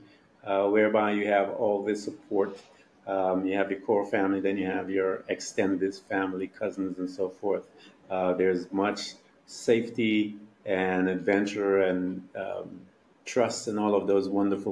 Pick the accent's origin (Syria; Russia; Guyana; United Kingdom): Guyana; I'm from Guyana, actually. We were born there. I'm Guyanese